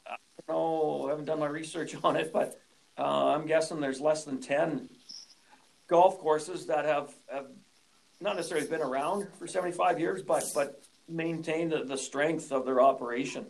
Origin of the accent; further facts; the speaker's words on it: Saskatoon, Saskatchewan, Canada; moved away as an adult; also born or lived in British Columbia; I grew up here in Saskatoon and, and skipped out of out of province out to BC for 17 years.